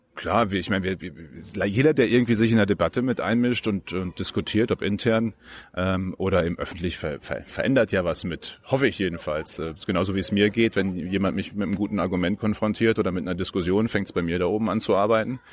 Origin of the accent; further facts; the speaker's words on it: Westmünsterland, North Rhine-Westphalia, Germany; moved away as an adult; also born or lived in Münster; now in Berlin, Germany; ich bin Westmünsterländer, direkt von der niederländischen Grenze